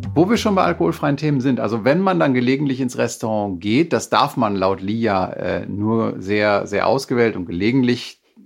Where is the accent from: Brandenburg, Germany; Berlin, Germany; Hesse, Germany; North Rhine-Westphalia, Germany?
North Rhine-Westphalia, Germany; Münsterland; für mich als Münsterländer